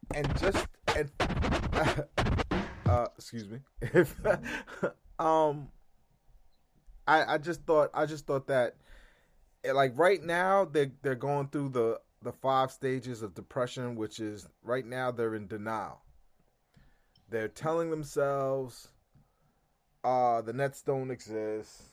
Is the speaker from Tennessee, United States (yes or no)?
no; California, United States; now in New York, United States; growing up in California, I, I didn't live in Northern California